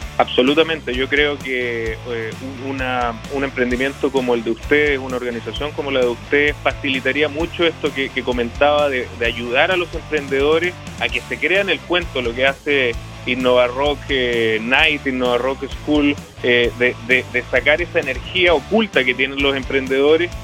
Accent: Chile; los chilenos somos excelentes innovadores

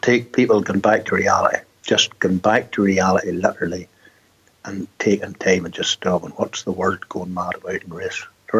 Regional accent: Ballycastle, Northern Ireland, United Kingdom; Born and bred, aye.

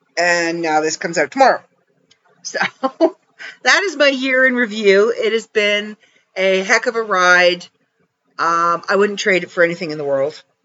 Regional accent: Canada; I'm Canadian

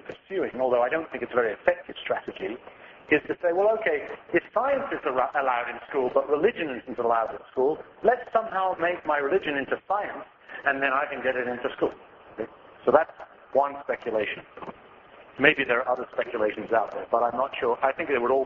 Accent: England, United Kingdom; also born or lived in Australia; now in United States; I'm from England originally. I lived 3 years in Australia

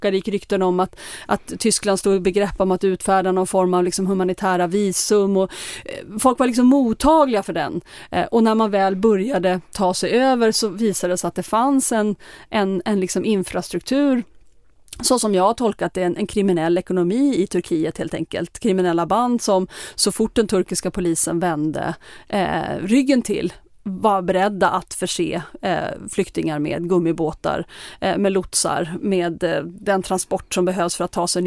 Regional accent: Sweden; Men svårt för en svensk journalist kanske värdera, säger de det för att jag är svensk?

